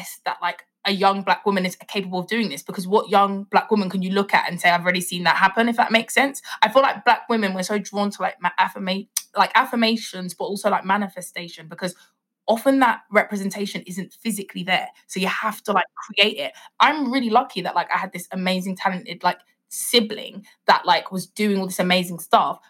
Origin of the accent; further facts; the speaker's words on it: Nigeria; I'm Nigerian